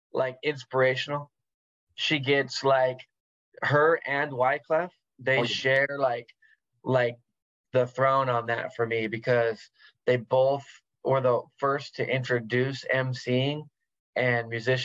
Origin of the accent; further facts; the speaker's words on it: West Coast, United States; Yeah, I've always been here. I've traveled, but I've always lived here.